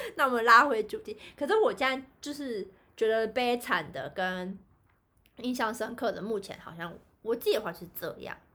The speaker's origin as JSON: {"language": "Chinese", "region": "Kaohsiung", "country": "Taiwan", "said": "因为我们是高雄人"}